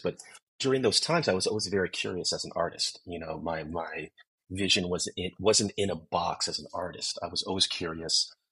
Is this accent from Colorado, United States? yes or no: no; San Francisco, California, United States; moved away as an adult; now in Los Angeles, United States; I was born and raised in San Francisco um, in the 80s and 90s